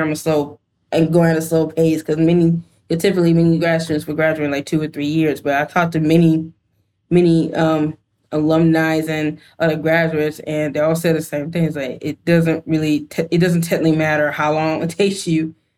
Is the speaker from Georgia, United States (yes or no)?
yes; Georgia, United States; moved away; I'm originally from Georgia